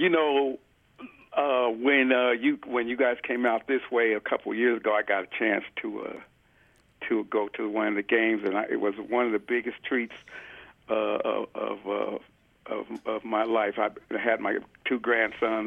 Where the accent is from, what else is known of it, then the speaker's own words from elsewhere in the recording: Denver, Colorado, United States; I was born and raised in Denver